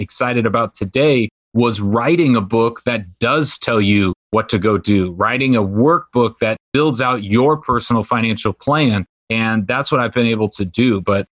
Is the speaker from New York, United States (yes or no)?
no; Orange County, California, United States; also born or lived in Washington State; I grew up in Orange County, California